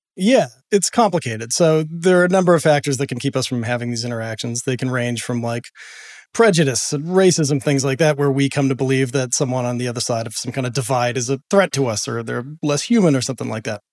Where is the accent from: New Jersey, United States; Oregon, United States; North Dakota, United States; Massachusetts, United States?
Massachusetts, United States; Boston; I grew up in Boston